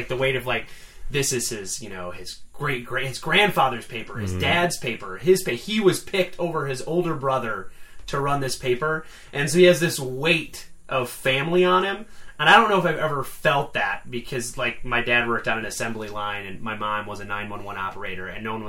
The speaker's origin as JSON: {"language": "English", "region": "Michigan", "country": "United States", "tie": "born or raised there", "said": "I grew up in Michigan"}